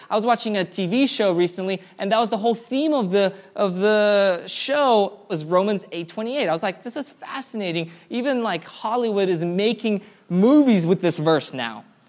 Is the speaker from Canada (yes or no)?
no; Karachayevsk, Karachay-Cherkessia, Russia; moved away; I was born in Karachaevsk, Russia.